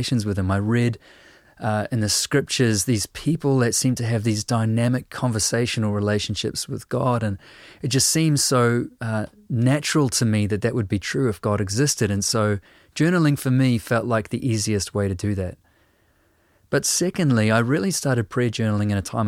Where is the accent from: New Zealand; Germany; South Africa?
New Zealand